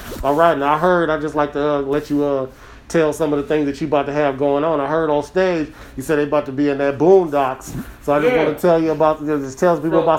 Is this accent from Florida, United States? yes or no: no; Ann Arbor, Michigan, United States; I'm from Ann Arbor